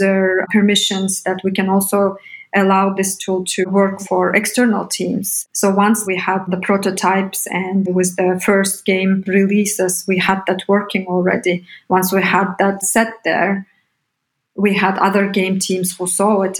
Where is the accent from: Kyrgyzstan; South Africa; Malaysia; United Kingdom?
Kyrgyzstan; Bishkek; moved away as an adult; also born or lived in United States; I come from Bishkek, Kyrgyzstan. I was born and grew up there up until 18.